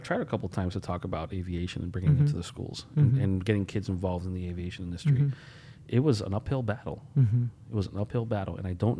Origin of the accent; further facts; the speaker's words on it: Holyoke, Massachusetts, United States; also born or lived in Puerto Rico; like I grew up in Holyoke. Mm-hmm. I'm a product of the city through and through, right? Born in Puerto Rico, and my parents decided to come here for some darn reason